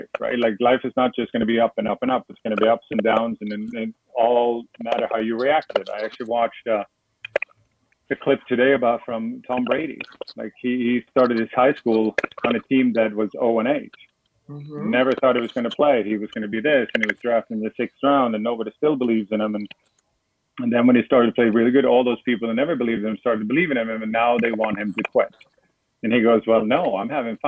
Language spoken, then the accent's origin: English; Sweden; now in Florida, United States; where I come from, where I was born in Sweden